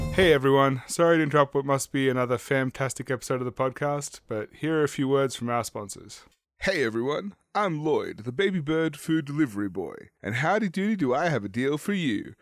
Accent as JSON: {"language": "English", "country": "Australia", "said": "as an Australian"}